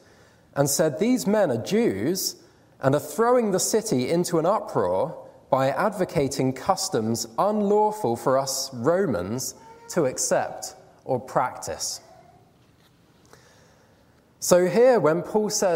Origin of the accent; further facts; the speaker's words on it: United Kingdom; we're British